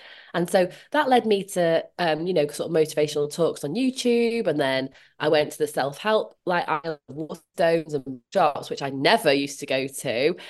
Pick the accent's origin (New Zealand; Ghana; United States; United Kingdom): United Kingdom; Leeds, Yorkshire and the Humber; Well, I'm from Leeds and my generation Irish, hence the … name. I grew up in different places, but kind of settled in Leeds in like my teens, and that is kind of where I see as home.